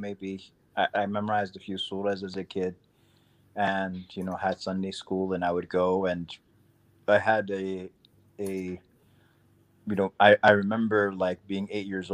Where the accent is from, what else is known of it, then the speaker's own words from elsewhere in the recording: New York City, New York, United States; also born or lived in Sudan; I grew up in Queens, New York